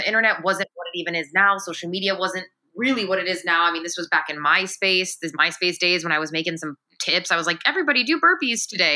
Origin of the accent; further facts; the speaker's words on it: Chicago, Illinois, United States; now in Los Angeles, United States; I'm a Pisces from Chicago. I'm from the Midwest